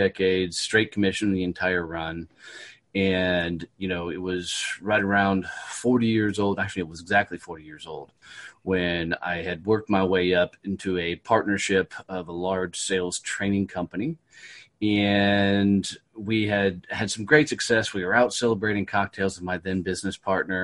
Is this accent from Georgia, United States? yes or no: no; Fort Worth, Texas, United States; Fort Worth, Texas, my hometown